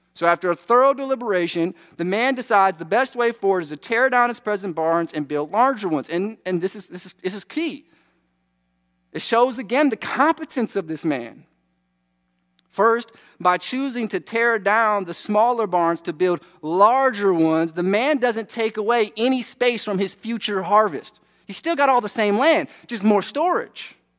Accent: United States; we're American.

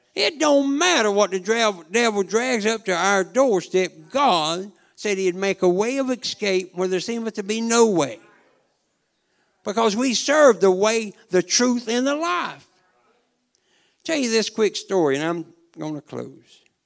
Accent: Chiefland, Florida, United States; I'm from Chiefland

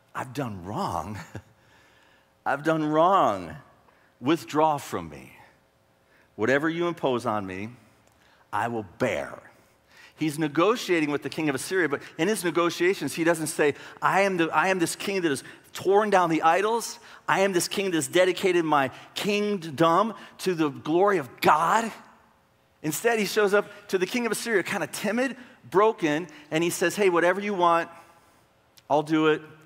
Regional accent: Marshall, Texas, United States; moved away as an adult; now in Gaylord, United States; I grew up in a town in northeast Texas, uh, Marshall

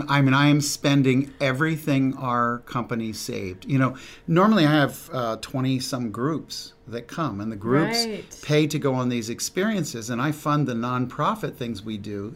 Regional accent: New Jersey, United States; moved away; I grew up in South Jersey. I hope you can't hear it, but grew up there and came to know the Lord as a senior in high school.

